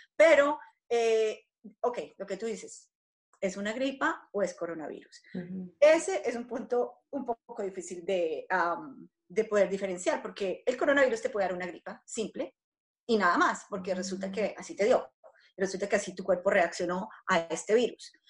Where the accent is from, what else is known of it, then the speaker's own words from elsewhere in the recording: Colombia; moved away; yo, pues siendo colombiana y teniendo a mi familia, mis padres y mis hermanos en Colombia